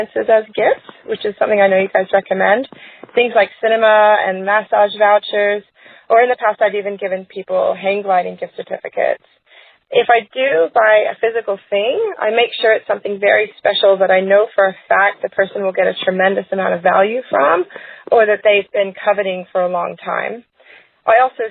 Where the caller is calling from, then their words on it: Queensland, Australia; calling from Queensland, Australia.